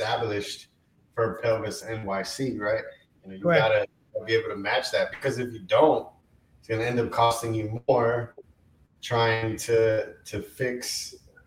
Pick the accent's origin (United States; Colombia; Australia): Colombia; moved away; I was born in Colombia, South America.